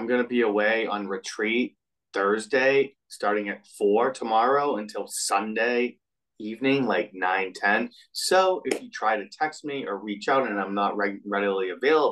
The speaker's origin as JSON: {"language": "English", "town": "Everett", "region": "Massachusetts", "country": "United States", "tie": "born or raised there", "said": "I grew up in Everett, like a few miles north of Boston"}